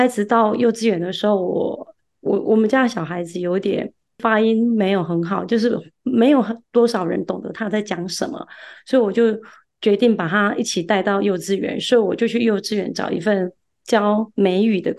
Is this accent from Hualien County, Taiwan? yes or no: no; Kaohsiung, Taiwan; also born or lived in Tainan, Taiwan / Chaozhou, Pingtung, Taiwan; 其实我是出生在台南，然后呃七岁的时候搬家搬到高雄，那在高雄读书，那在高雄长大，毕业之后也有在高雄工作，